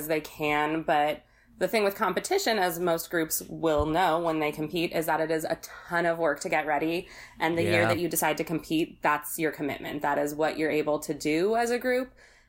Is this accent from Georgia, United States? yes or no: no; Corvallis, Oregon, United States; I'm from Corvallis, Oregon